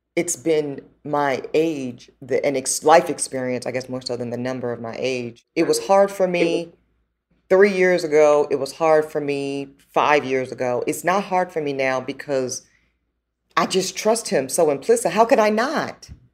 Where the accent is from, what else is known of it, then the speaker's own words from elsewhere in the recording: the South, United States; I'm a daughter from the South